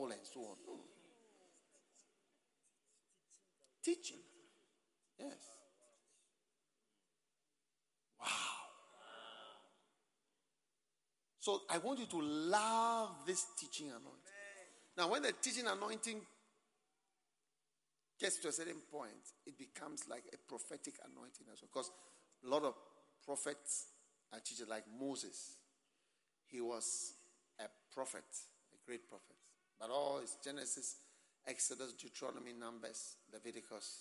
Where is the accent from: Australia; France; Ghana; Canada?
Ghana; accent: Ghanaian; my Ghanaian accent